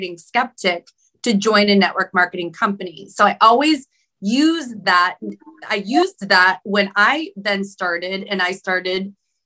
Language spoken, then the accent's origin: English; Cleveland, Ohio, United States; moved away as an adult; also born or lived in Sacramento area, California; now in Sacramento, United States; I'm from Cleveland, Ohio, went in the military, and I landed in the Sacramento area in California.